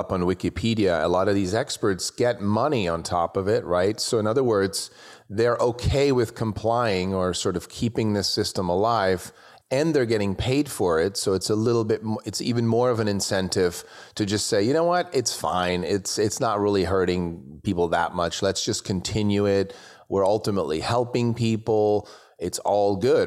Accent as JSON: {"language": "English", "country": "Switzerland", "tie": "born or raised there", "moved": "yes", "lives_now": "United States", "said": "I grew up in Switzerland, and when I came to the US"}